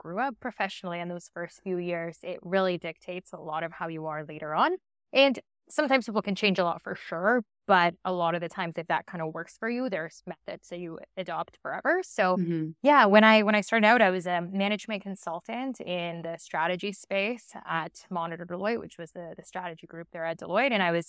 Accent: Winnipeg, Manitoba, Canada; also born or lived in Argentina / Toronto; I was born in Argentina, went to Canada when I was 9, and was actually in Winnipeg, Manitoba, kind of in the center of Canada.

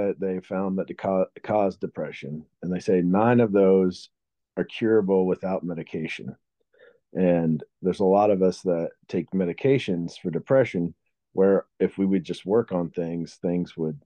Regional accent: Springfield, Missouri, United States; I was born here in Springfield, Missouri

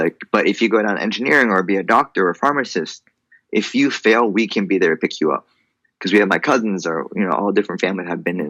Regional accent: Orange County, Southern California, United States; now in Los Angeles, United States; I'm originally from Orange County, down in SoCal. Right now I'm based in LA.

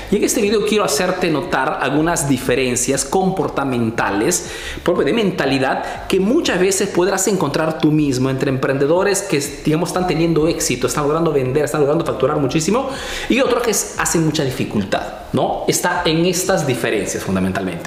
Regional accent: Peru; now in Italy

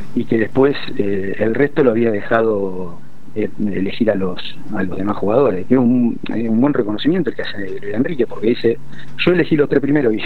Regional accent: Argentina; now in United Arab Emirates

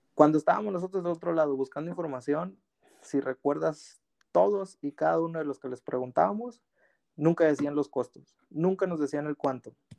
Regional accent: Mexico; moved away as an adult; now in Canada; somos los mexicanos

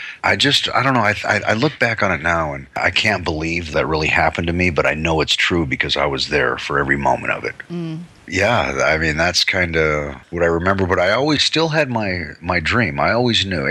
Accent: Long Beach, California, United States; also born or lived in Hailey, Idaho / New York; I grew up in Long Beach primarily.

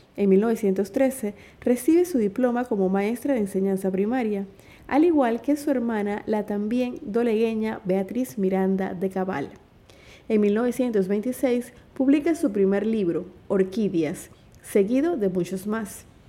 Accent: Chiriquí, Panama; mi tierra Chiriquí

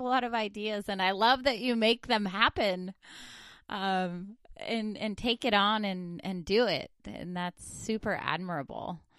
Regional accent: northern Idaho, United States; moved away; I'm from northern Idaho

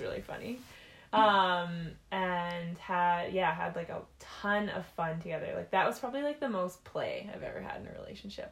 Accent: Penticton, British Columbia, Canada; now in Saskatchewan, Canada; a small town called Penticton, BC. But then I moved to Saskatchewan

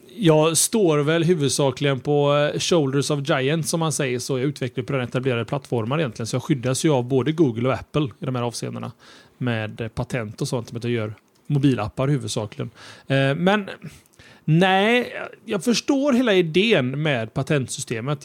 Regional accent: Gothenburg, Västra Götaland, Sweden; Vi är från Göteborg

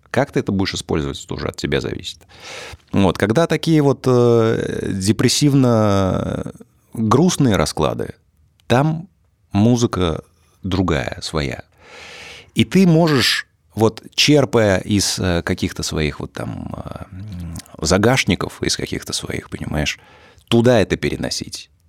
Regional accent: Tver, Tver Oblast, Russia; Это природа, да, и не, несколько мест э, в городе, в моем родном, в Твери.

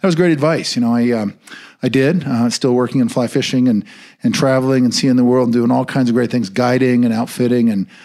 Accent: Bend, Oregon, United States; moved away as an adult; now in Montana, United States; I grew up in Central Oregon and in the town of Bend, which was a great place at the time to grow up.

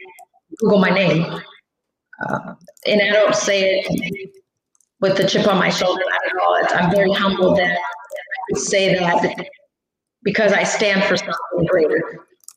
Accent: Mexico; born there; some people don't know I'm Hispanic, and I was born in Mexico.

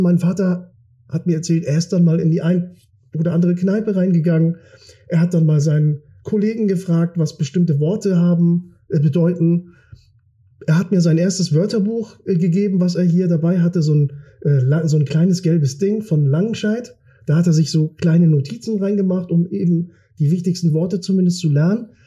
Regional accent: Kiel, Schleswig-Holstein, Germany; also born or lived in Turkey; das ist in, in Garden, da haben wir gewohnt, da bin ich groß geworden, das ist mein Revier, das ist meine Heimat

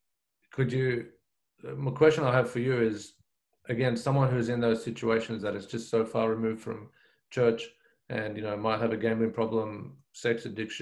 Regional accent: Brisbane, Queensland, Australia; moved away as an adult; now in New South Wales, Australia; I grew up in Brisbane

